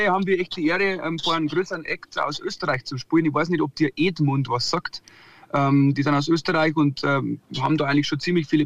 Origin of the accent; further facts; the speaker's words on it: Wasserburg am Inn, Bavaria, Germany; Wasserburg, Wasserburg am Inn.